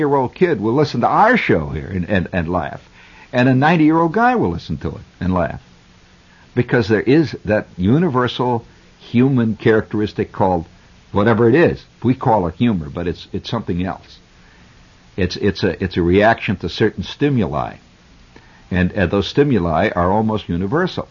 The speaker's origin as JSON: {"language": "English", "country": "United States", "said": "I'm an American"}